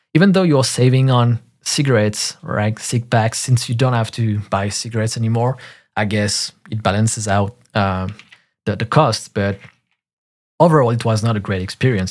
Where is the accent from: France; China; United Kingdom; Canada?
France; in parks in my hometown in France